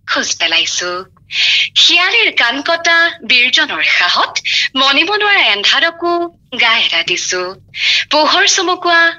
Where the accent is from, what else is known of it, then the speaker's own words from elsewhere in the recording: Tinsukia, Assam, India; মোৰ ঘৰ তিনিচুকীয়াত মই উমেন্স কলেজ তিনিচুকীয়াৰ অসমীয়া বিভাগৰ স্নাতক দ্বিতীয় ষাণমাসিকৰ ছাত্ৰী